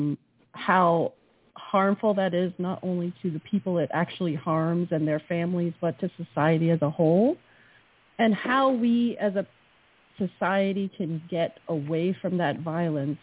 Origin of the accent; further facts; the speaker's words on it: New England, United States; I'm from New England. You can't be a New Englander without knowing Robert Frost